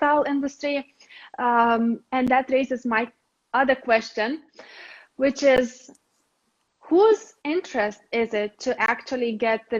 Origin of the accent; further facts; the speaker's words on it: Lithuania; moved away as an adult; now in Denmark; I am coming from Lithuania originally